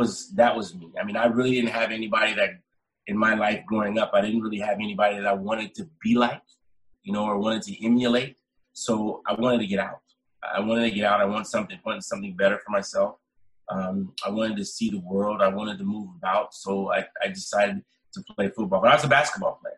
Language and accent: English; Sacramento, California, United States; moved away as an adult; also born or lived in Calgary, Canada; now in Ottawa, Canada; I went back to my hometown, played for Sacramento